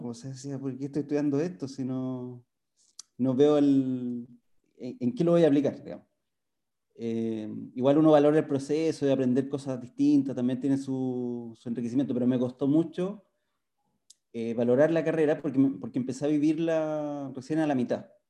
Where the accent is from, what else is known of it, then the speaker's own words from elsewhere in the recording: Santiago, Santiago Metropolitan Region, Chile; me nacido y criado en Santiago